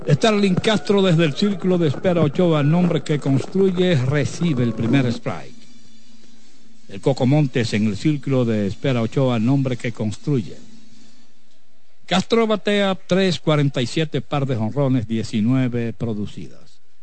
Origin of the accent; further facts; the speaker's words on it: Cayetano Germosén, Espaillat, Dominican Republic; Cayetano Hermosén, Guanábano, mi tierra, mi querido Guanábano